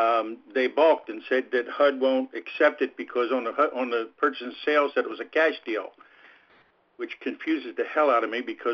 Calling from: The Villages, Florida, United States; Ron, I'm in the Villages here in Florida.

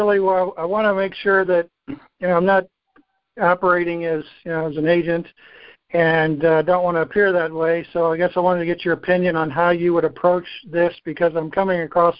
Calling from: Phoenix, Arizona, United States

